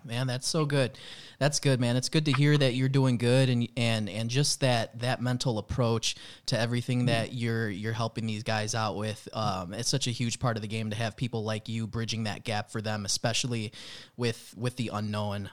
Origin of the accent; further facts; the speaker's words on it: Chicago, Illinois, United States; also born or lived in Florida; I grew up in Chicago, but I did live for a year out in Florida